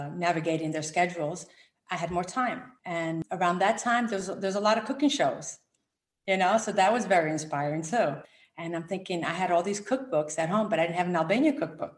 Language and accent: English; New Jersey, United States; also born or lived in Rome, Italy; now in Connecticut, United States; I was born in Rome, Italy, and I came to the US when I was 7. And I grew up in New Jersey.